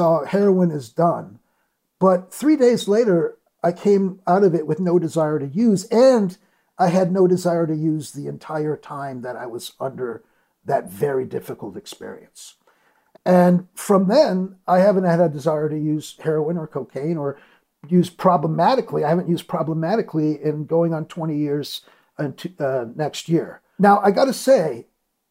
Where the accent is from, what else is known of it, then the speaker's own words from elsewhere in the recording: Detroit, Michigan, United States; moved away as an adult; also born or lived in New York; living in my parents' basement back in Detroit. I moved back from New York